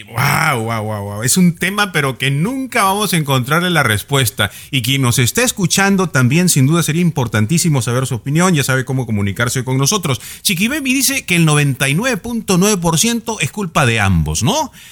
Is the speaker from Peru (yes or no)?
yes; Peru; yo como peruano